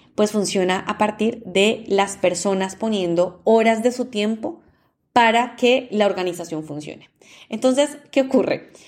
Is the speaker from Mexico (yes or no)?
no; Colombia; yo soy de Colombia